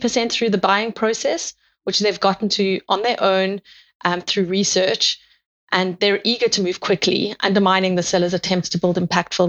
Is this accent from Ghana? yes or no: no; South Africa; moved away as an adult; now in United Kingdom; You can hear from my accent, I'm from South Africa